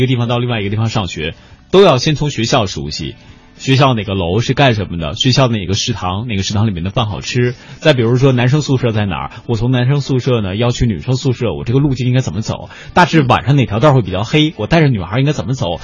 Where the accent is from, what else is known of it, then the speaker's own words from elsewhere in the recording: Northeast China, China; now in Beijing, China; 我刚到北京的时候，我说人家说我是从东北到这儿来的